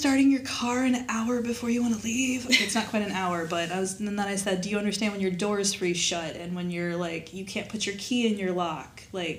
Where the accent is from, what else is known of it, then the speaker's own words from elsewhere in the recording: Wyoming, United States; moved away as an adult; also born or lived in Indiana; now in Florida, United States; So, I was born in Indiana. My dad did not want to be around farming all his life or all his kids' life. So, as soon as he could move us out of Indiana, we did. And he got transferred to Wyoming.